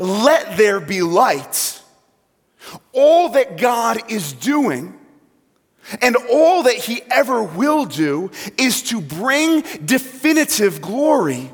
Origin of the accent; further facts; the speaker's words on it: New York, United States; moved away; I'm not from Central Assembly originally. I'm from New York. So if I say things funny, you know why